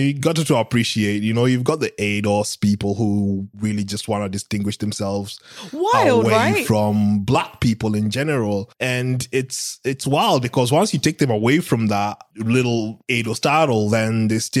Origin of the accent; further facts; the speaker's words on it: Kenya; I'm fucking from Kenya.